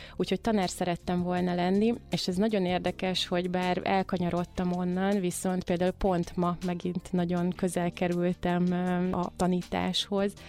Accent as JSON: {"language": "Hungarian", "town": "Mohács", "region": "Baranya", "country": "Hungary", "tie": "born or raised there", "moved": "yes", "said": "én vidéken születtem Mohácson, ott jártam gimnáziumba"}